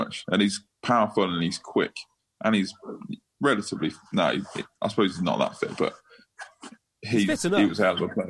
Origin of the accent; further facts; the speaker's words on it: England, United Kingdom; Because we're English, not because of anything else.